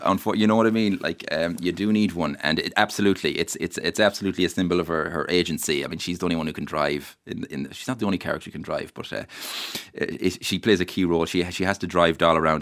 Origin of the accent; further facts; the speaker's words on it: Mayo, Connacht, Ireland; the place I love where I'm from